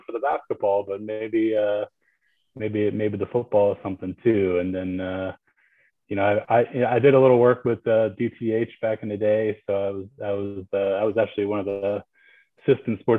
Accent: New Jersey, United States; moved away as an adult; now in North Carolina, United States; I grew up in Jersey

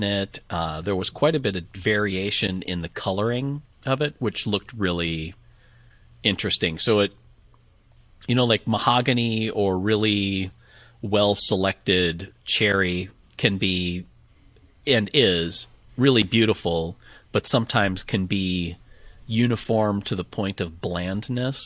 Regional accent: Appleton, Wisconsin, United States; my hometown in Appleton, Wisconsin

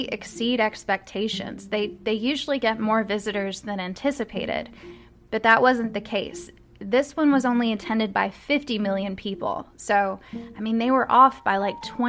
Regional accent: Louisville, Kentucky, United States; my hometown

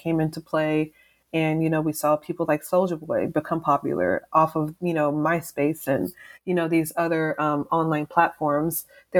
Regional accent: Texas, United States; also born or lived in East Coast; I'm from the South, I'm from Texas, and things are very slow down here, you know, compared to like the East Coast where I lived for a fair amount of time.

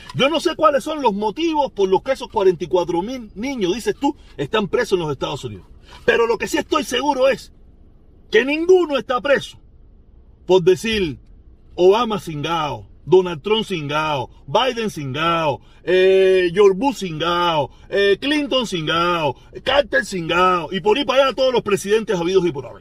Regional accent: Cuba

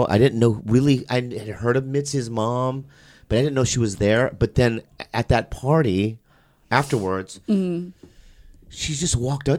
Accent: San Diego, California, United States; I was from San Diego

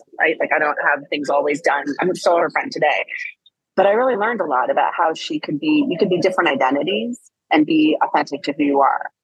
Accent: East Coast, United States; moved away as an adult; I come from the East Coast

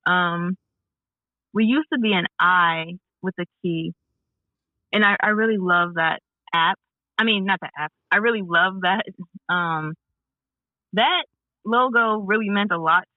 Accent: Chicago, Illinois, United States; Chicago, my hometown

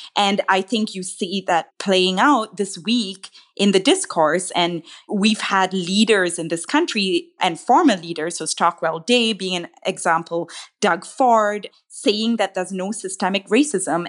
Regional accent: Malaysia; now in Canada; I didn't grow up here, I grew up in Malaysia

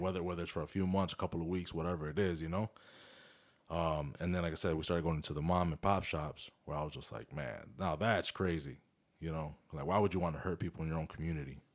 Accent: Chicago, Illinois, United States; moved away; we're from Chicago, bro. We're, you know, I was born there, you were born there

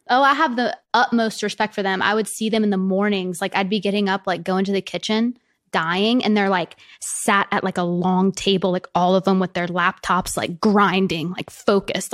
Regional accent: the South, United States; especially being from where I'm from, like, I'm from the South

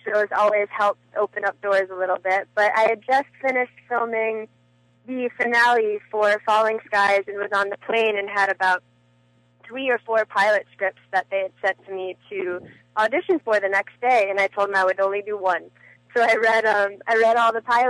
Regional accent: Chicago, Illinois, United States; also born or lived in Los Angeles, United States; now in Hawaii, United States; I'm originally from Chicago.

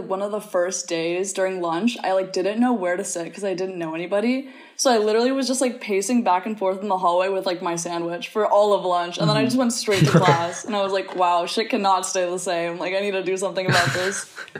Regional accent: Virginia, United States; moved away as an adult; now in San Francisco, United States; I'm from Virginia. I was born and raised in Virginia. That's where I met Emily, so that's why I'm here. And nice. I currently live in San Francisco in California.

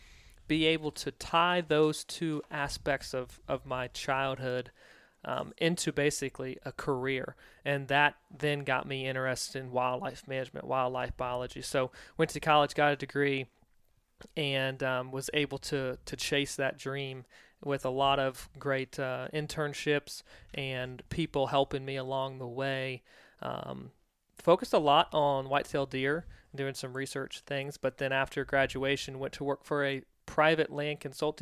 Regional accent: Virginia, United States; So for me, I grew up on the East Coast in Virginia. Grew up in a very tight-knit family, kind of a farming family.

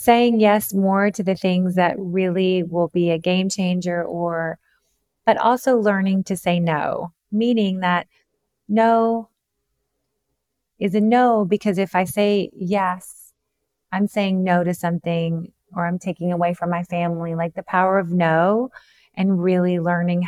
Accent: the South, United States; I'm from the South

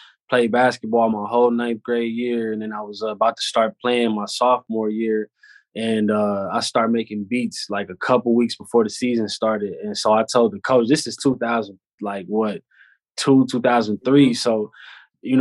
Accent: California, United States; It was solid growing up out here

